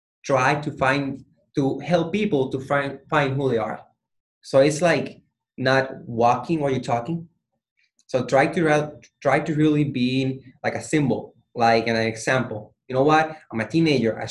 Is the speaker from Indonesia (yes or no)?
no; Puerto Rico; I'm from Puerto Rico.